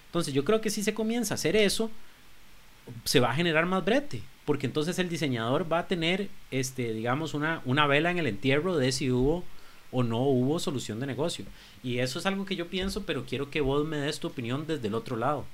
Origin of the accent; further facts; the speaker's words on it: Costa Rica; cómo somos como costarricenses